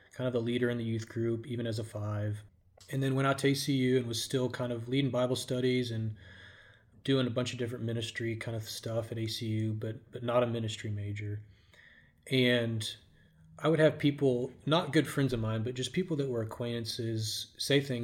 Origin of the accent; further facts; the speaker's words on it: Richardson, Texas, United States; also born or lived in Abilene, Texas / Denton, Texas; I grew up in Richardson, Texas, not too far from here, actually.